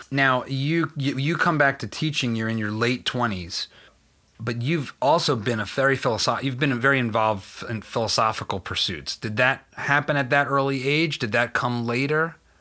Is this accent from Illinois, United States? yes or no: no; Philadelphia, Pennsylvania, United States; I'm from Philly